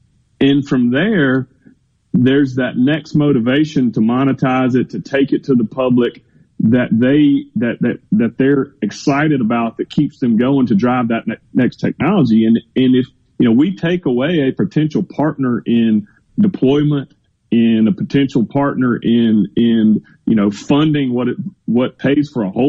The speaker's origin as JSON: {"language": "English", "region": "Mississippi", "country": "United States", "tie": "born or raised there", "said": "born and raised in Mississippi, and, you know, through and through Mississippi, want to see us do well."}